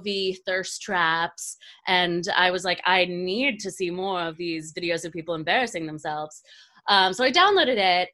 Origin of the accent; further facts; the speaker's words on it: Cary, North Carolina, United States; moved away as an adult; also born or lived in Monterey, California; now in New York, United States; I grew up in North Carolina, Cary, very suburban, and I moved to New York like 3 years ago.